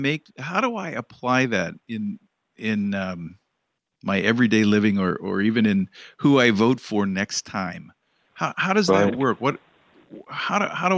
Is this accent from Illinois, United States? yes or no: yes; Oak Park, Illinois, United States; born or raised there